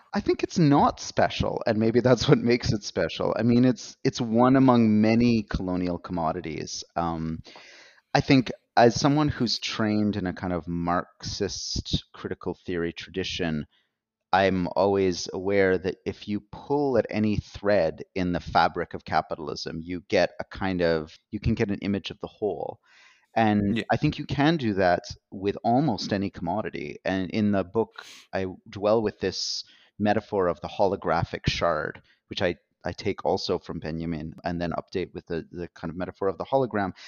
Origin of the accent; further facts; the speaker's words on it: Canada; as a Canadian um, and someone working in the North American context